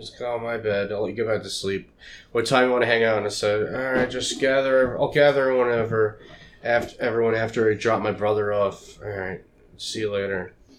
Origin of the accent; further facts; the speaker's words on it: Lindenhurst, New York, United States; I grew up in Lindenhurst